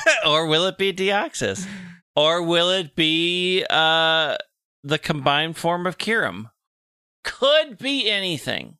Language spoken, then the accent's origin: English; Minnesota, United States; ambassador to the Mall of America in my home state